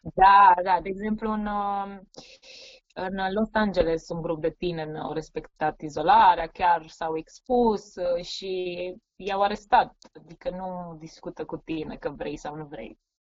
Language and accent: Romanian; southern Gorj, Romania; moved away as an adult; now in Sacramento, United States; am crescut și am învățat la o școală generală din sudul Gorjului, satul meu se numește Miluta